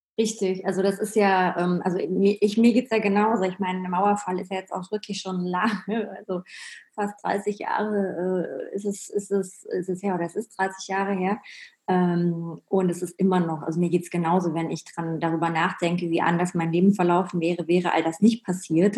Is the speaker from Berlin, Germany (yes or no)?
yes; Berlin, Germany; ich bin ja in Berlin, im Osten Berlins aufgewachsen, habe da meine Kindheit verbracht